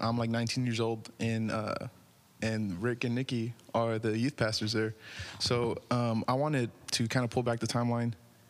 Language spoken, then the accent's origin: English; McAllen, Texas, United States; we're filming in my hometown, McAllen, Texas